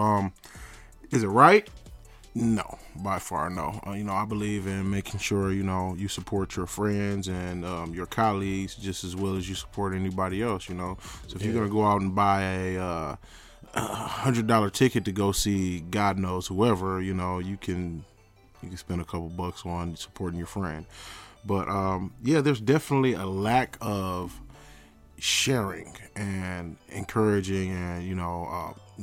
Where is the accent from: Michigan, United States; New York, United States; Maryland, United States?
Michigan, United States; Pontiac; moved away; I'm from Pontiac, Michigan. I don't reside there anymore. But I do come, check up on my old blocks where I used to do my thing